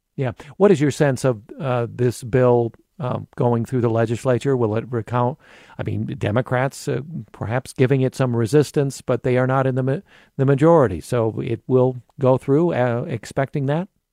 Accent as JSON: {"language": "English", "town": "Cedar Falls", "region": "Iowa", "country": "United States", "tie": "born or raised there", "said": "growing up in Cedar Falls"}